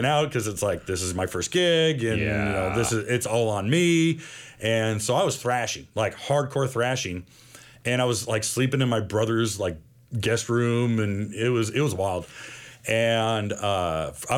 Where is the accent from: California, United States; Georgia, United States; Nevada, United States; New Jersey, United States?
California, United States; moved away as an adult; also born or lived in Florida / Knoxville, Tennessee; I'm from California